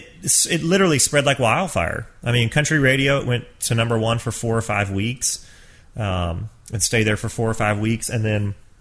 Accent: Georgia, United States; I grew up in Georgia

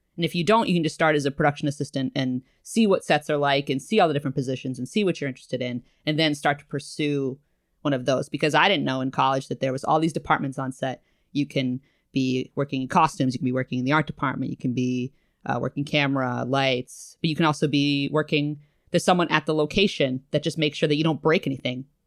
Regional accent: New England, United States; moved away as an adult; also born or lived in Massachusetts; now in New York, United States; I'm from New England

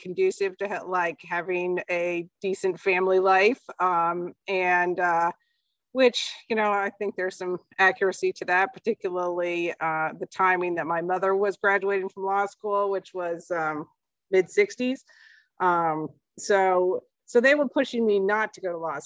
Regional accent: Lawrence, Kansas, United States; born or raised there; now in Boston area, United States

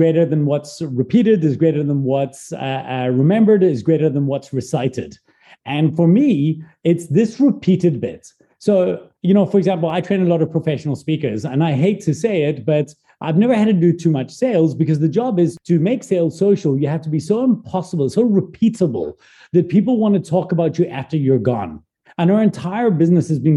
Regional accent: South Africa; also born or lived in Glasgow, Scotland; I'm a Scottish-born South African. I was born in Glasgow, Scotland. I moved when I was 9 to South Africa.

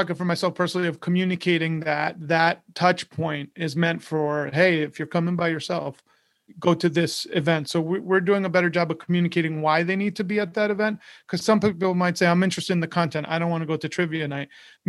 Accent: New York, United States; moved away; So when I first moved to Florida, I grew up in New York, and I moved to Florida, I didn't know anyone.

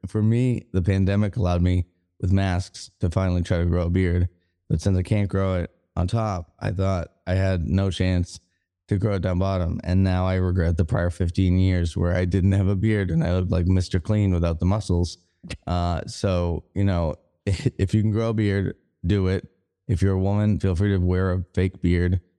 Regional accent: Boston, Massachusetts, United States; moved away as an adult; also born or lived in Denver; now in Kansas City, Missouri, United States; I'm from Boston

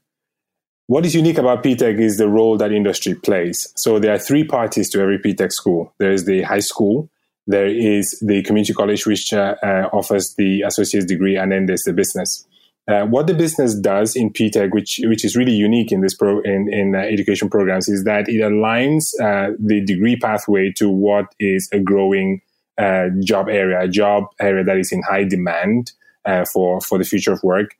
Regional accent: Cameroon; moved away as an adult; also born or lived in United Kingdom / Sweden / Denmark; now in United States; I was born in Africa in a country called Cameroon. And I moved to the U.S. about 8 years ago after, you know, doing work and studying in the U.K

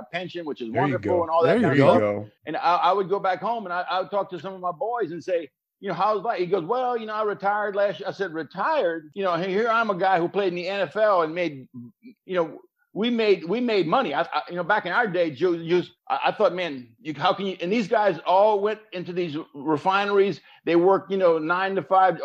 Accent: Reserve, Louisiana, United States; Reserve was a small little town along the Mississippi River

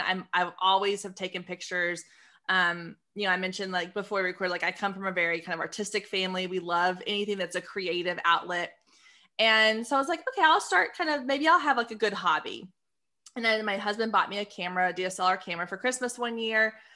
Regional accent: Waco, Texas, United States; also born or lived in Austin, Texas / Dallas-Fort Worth, Texas; I was born in Austin, grew up in Waco. Now I live in D F

